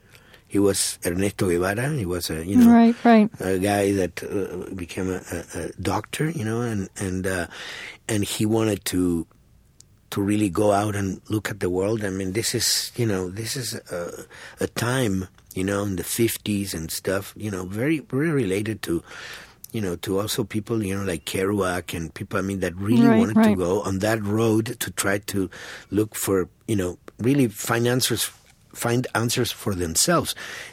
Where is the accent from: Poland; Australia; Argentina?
Argentina; English is a second language; that's something definitely that when I came from Argentina didn't know, and that's something that obviously transforms you as a human being.